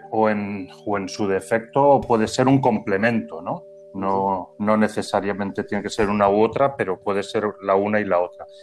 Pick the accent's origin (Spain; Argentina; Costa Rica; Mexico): Spain; San Sebastian, Basque Country; also born or lived in Murcia; now in Las Palmas de Gran Canaria, Spain; aunque yo soy oriundo del País Vasco, de San Sebastián concretamente.